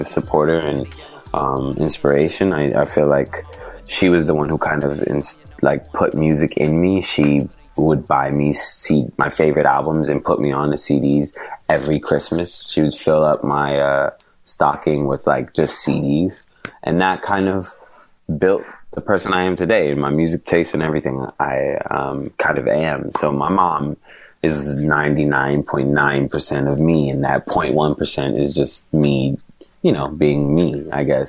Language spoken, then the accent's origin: English; Portland, Oregon, United States; moved away as an adult; now in Los Angeles, United States; growing up in Portland in middle school